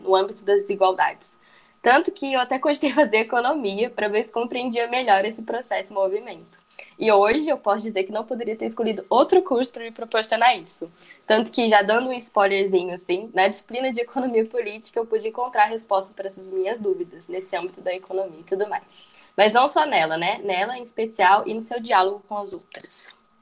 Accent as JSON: {"language": "Portuguese", "town": "São José dos Campos", "region": "São Paulo", "country": "Brazil", "moved": "yes", "lives_now": "Goiás, Brazil", "said": "Eu sou do interior paulista, bem longe aí da, da universidade. Sou de São José dos Campos, São Paulo."}